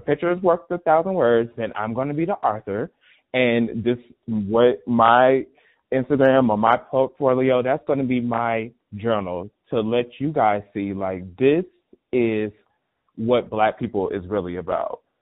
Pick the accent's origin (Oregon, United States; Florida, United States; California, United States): Florida, United States; Miami; moved away as an adult; also born or lived in Atlanta, Georgia; Originally from born and raised in Miami, Florida